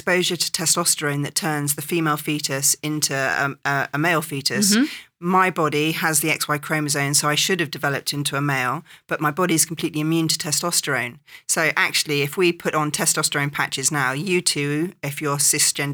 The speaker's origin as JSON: {"language": "English", "region": "England", "country": "United Kingdom", "tie": "born or raised there", "moved": "yes", "said": "growing up in England"}